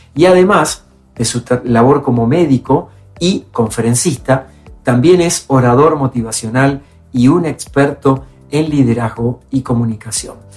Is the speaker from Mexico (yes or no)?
no; Argentina; mi país, en Argentina